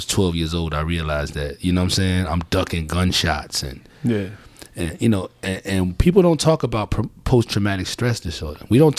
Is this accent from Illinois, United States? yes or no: yes; Chicago, Illinois, United States; I'm from Chicago, from the South Side.